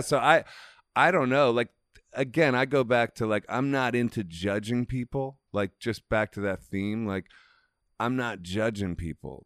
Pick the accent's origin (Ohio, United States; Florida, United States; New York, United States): Ohio, United States; I'm from Ohio